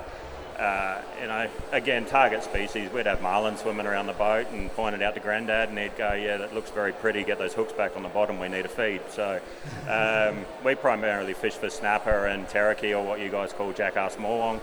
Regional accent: Bay of Plenty, New Zealand; moved away; I grew up in New Zealand. Fishing out with my dad and on my granddad's boat from the Bay of Plenty

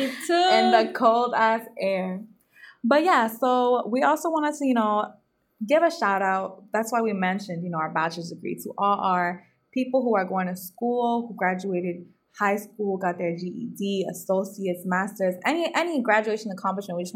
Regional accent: Boston, Massachusetts, United States; I'm 23 years old. I'm Puerto Rican, Boston born and raised

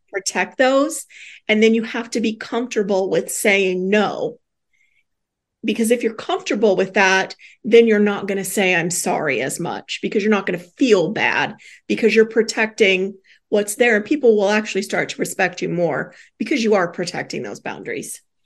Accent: Midwest, United States; we're Midwesterners

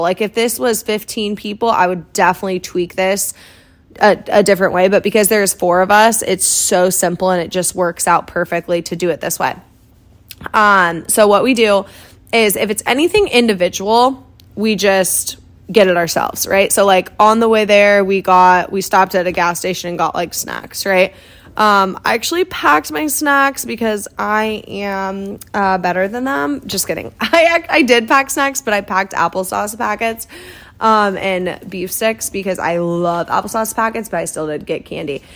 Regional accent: Iowa, United States; moved away; also born or lived in Kansas City; my hometown back in Iowa

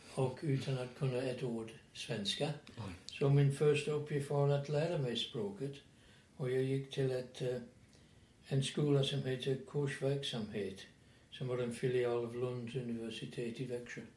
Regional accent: England, United Kingdom; Swedish is a second language; moved away as an adult; now in Sweden; Jag är från England och tillhör en passionistprovins i England

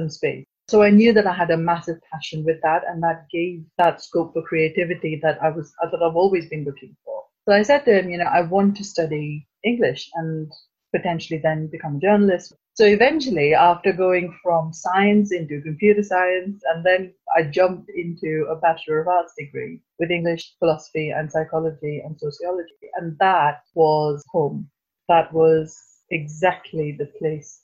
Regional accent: Pune, Maharashtra, India; moved away as an adult; also born or lived in Manchester, United Kingdom; now in Grimsby, United Kingdom; my hometown of Pune

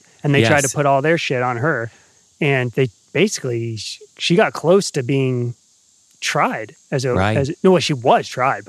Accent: Virginia, United States; moved away as an adult; also born or lived in New York City; I grew up in Virginia

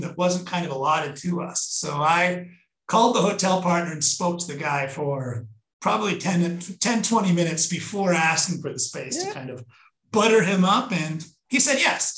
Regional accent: Minnesota, United States; moved away as an adult; now in Costa Rica; I'm originally from Minnesota

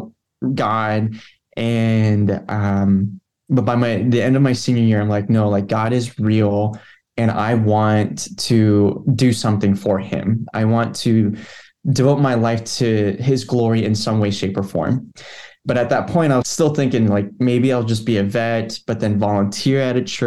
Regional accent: Lincoln, Nebraska, United States; now in Crete, United States; I grew up in Lincoln, Nebraska

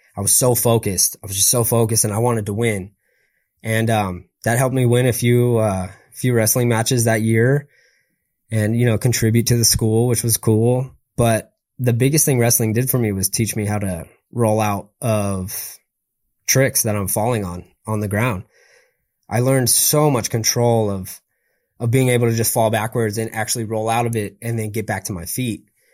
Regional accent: San Clemente, California, United States; I'm from San Clemente, you know, so it's like surf, skate, community

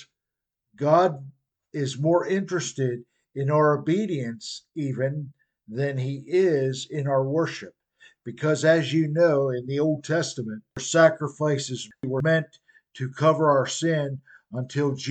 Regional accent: United States

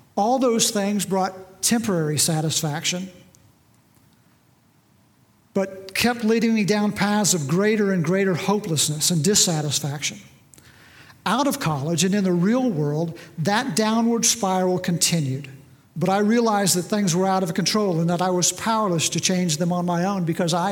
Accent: near Bartlesville, Oklahoma, United States; also born or lived in West Texas; I had a fairly typical upbringing right here in Oklahoma on a farm not too far from Bartlesville

